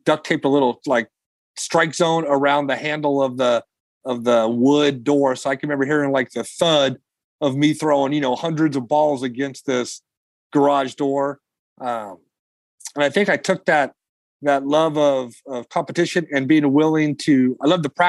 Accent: Long Beach, California, United States; now in Fresno, United States; a kid from Long Beach, where I grew up in Southern California

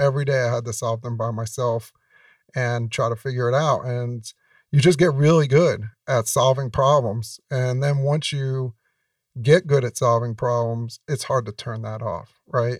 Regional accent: New York, United States; I grew up in New York

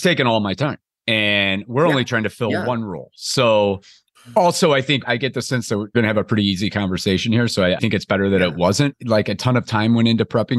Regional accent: Granite City, Illinois, United States; I grew up in a decent sized steel town across the river from St. Louis, Missouri, Granite City, Illinois

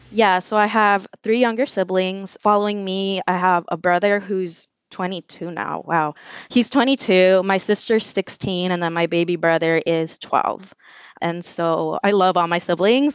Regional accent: Los Angeles, California, United States; also born or lived in El Salvador; I'm from Los Angeles. I grew up in the Westlake MacArthur Park neighborhood, and I spent most of my life

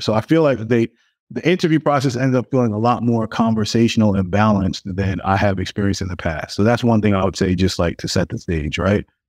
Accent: New York City, New York, United States; I grew up in Brooklyn, um, in a really big family

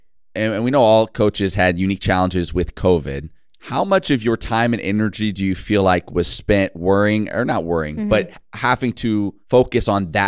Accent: Midwest, United States; I'm from the Midwest. As far as I know, there was no field hockey there.

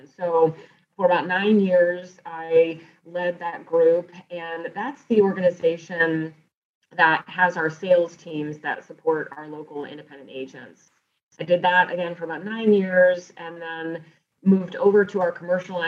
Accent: Northeast Ohio, United States; also born or lived in South Carolina / Richmond, Virginia; I'm originally from Northeast Ohio, and I still live here today

